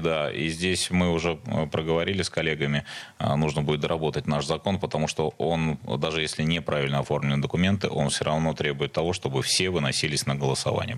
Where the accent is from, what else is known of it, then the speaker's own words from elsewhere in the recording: Saint Petersburg, Russia; я жил в Сдержинском районе